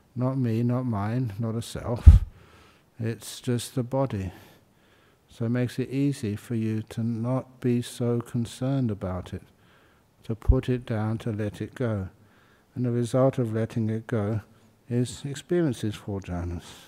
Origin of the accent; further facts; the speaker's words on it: London, United Kingdom; moved away; I was born in London.